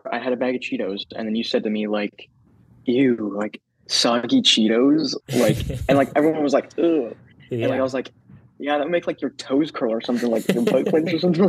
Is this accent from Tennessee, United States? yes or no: yes; Mount Juliet, Tennessee, United States; I'm from Milton, Julia, Tennessee, just outside the Nashville area, and lived here basically my whole life, I guess you could say.